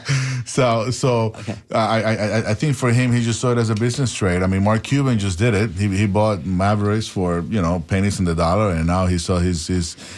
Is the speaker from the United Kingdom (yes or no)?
no; Panama; now in United States; I'm an immigrant from Panama